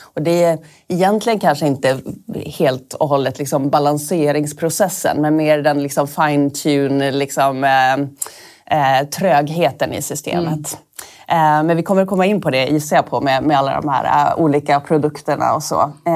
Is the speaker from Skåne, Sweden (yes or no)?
no; Norrbotten County, Sweden; moved away; also born or lived in Stockholm; jag är från Norrbotten